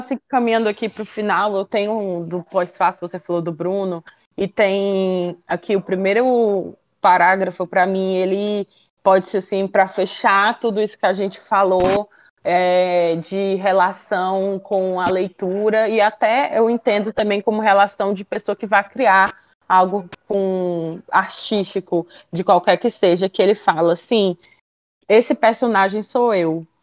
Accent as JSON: {"language": "Portuguese", "region": "Ceará", "country": "Brazil", "said": "eu, que sou do Nordeste, daqui do Ceará"}